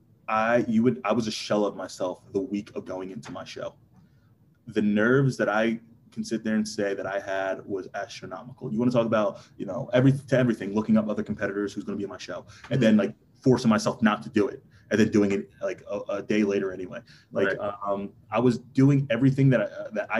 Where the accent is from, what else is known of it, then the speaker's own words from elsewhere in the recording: New Jersey, United States; also born or lived in King of Prussia, Pennsylvania; it's an hour to where we were from, South Jersey